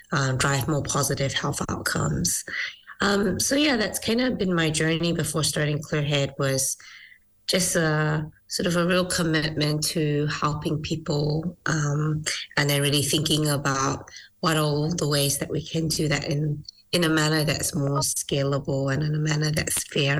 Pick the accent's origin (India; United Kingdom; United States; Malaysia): Malaysia; now in New Zealand; So I was originally from Malaysia, migrated to New Zealand, and then went to university and did my first degree in neuroscience and psychology.